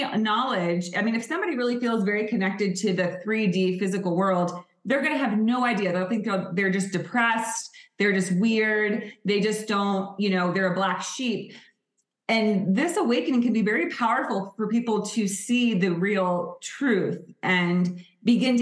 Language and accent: English; California, United States; born and raised in California, like I was